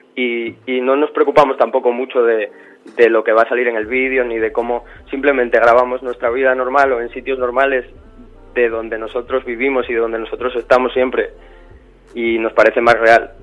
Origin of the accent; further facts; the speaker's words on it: Gijón, Asturias, Spain; now in Madrid, Spain; Soy de Asturias